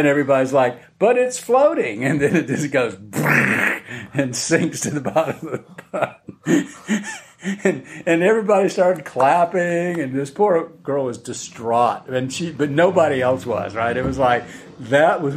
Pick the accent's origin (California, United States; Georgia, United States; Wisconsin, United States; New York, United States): Georgia, United States; Atlanta; also born or lived in Athens, Georgia; spent the summer in Atlanta, where I'm from Georgia, and at my mother's place